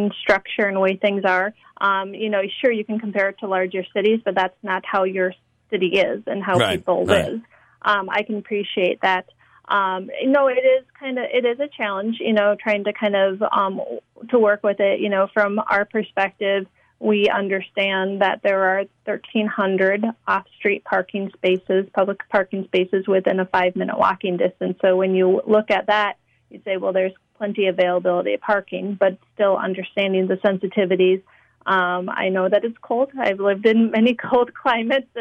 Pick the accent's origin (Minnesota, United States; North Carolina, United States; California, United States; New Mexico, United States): Minnesota, United States; Minneapolis; also born or lived in Syracuse; I am from Minneapolis